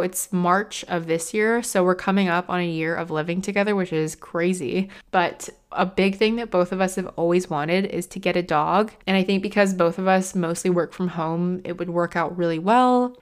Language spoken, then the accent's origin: English; United States; now in United Kingdom; being an American coming from the States